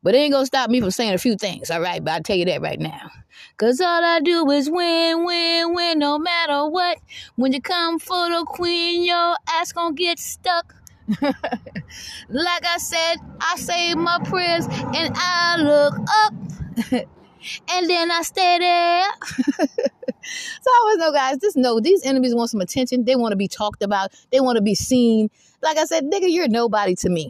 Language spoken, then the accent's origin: English; Georgetown, South Carolina, United States; also born or lived in Irmo, South Carolina / Columbia, South Carolina; now in Red Bank, Lexington County, South Carolina, United States; I'm from Georgetown, South Carolina, but I haven't lived in Georgetown, South Carolina in 31 years.